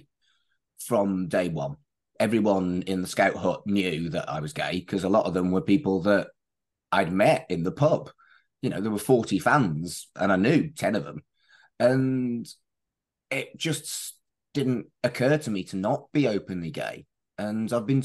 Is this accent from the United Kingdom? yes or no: yes; Wolverhampton, West Midlands, United Kingdom; moved away as an adult; now in Manchester, United Kingdom; I moved here for university, but I grew up in Wolverhampton